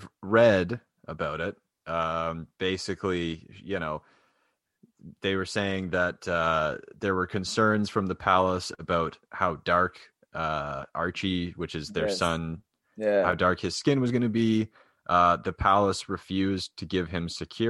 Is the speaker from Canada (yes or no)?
yes; Canada; we came from England, but we're a different country now